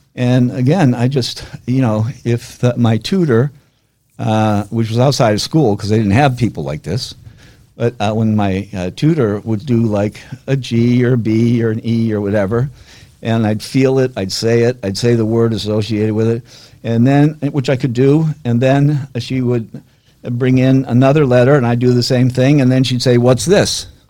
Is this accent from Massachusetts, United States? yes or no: yes; Weston, Massachusetts, United States; I was brought up in Weston, which is was a little different back then than now